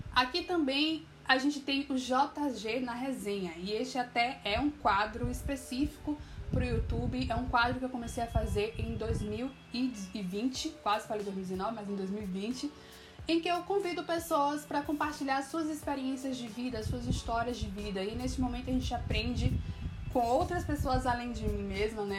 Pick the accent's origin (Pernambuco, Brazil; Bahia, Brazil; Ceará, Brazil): Bahia, Brazil; also born or lived in Alagoinhas / Salvador; eu sou baiana, moro em Alagoinhas, no interior da Bahia, e em Salvador